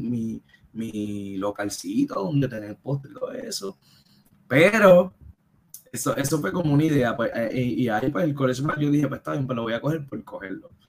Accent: Caguas, Puerto Rico; yo soy de Caguas

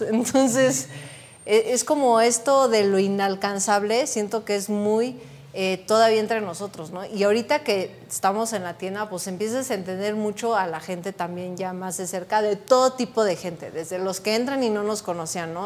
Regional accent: Texcoco, State of Mexico, Mexico; somos de Texcoco

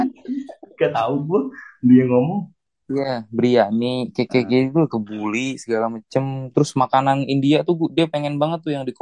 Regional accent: North Jakarta, Jakarta, Indonesia; ya kan gue gue anak Jakarta Utara bro

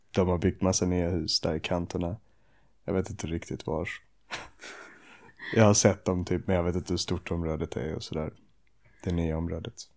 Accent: Åkarp, Skåne, Sweden; also born or lived in Ystad / Sjöbo / Malmö; now in Arlöv, Sweden; jag föddes i Ystad och vi bodde i Sjöbo till jag var sex. Sen flyttade vi till Åkarp när jag var sex

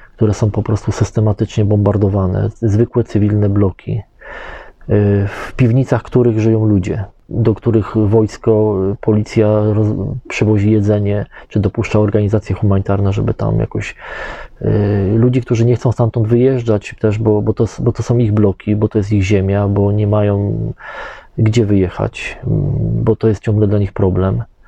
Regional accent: Poland; mówimy, że z Polski

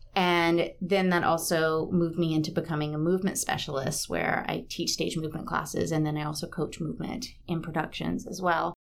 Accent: Batesburg-Leesville, South Carolina, United States; also born or lived in Charleston, South Carolina / New York / Miami; I grew up in Batesburg, Leesville, South Carolina, which is between Aiken and Columbia off I twenty.

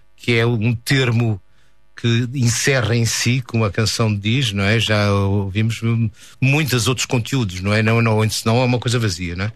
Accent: Porto, Norte, Portugal; moved away as an adult; also born or lived in Paris / Vancouver; eu sou mais urbano, sou do Porto

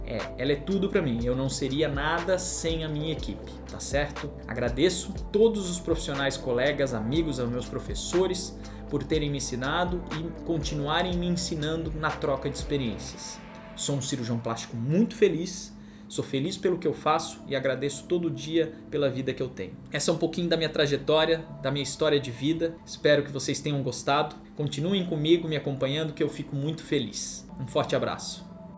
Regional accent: Santa Catarina, Brazil; moved away as an adult; also born or lived in São Paulo / Campinas; Eu sou catarinense, mas estava lá em São Paulo

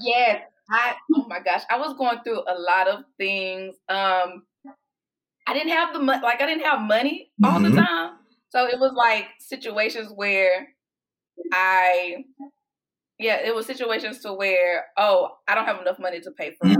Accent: Houston, Texas, United States; moved away as an adult; now in Austin, United States; I am originally from Houston, and I've been in Austin for about 14 years now.

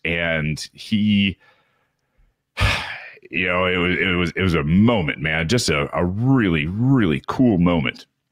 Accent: United States; as a child growing up in America

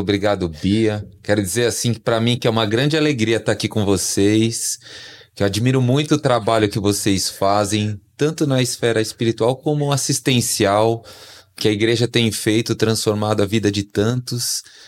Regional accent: São Paulo, Brazil; Sou natural aqui de São Paulo, capital

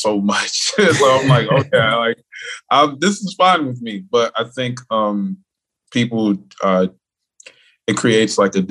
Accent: Miami, Florida, United States; Born and raised in Miami, Florida

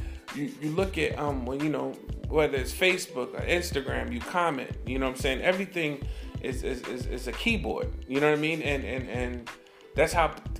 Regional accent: New York City, New York, United States; I'm from New York City.

